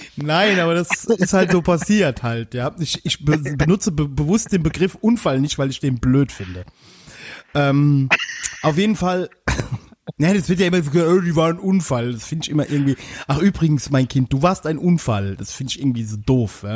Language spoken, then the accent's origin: German; Westerwald, Rhineland-Palatinate, Germany; ich komme ja aus dem Westerwald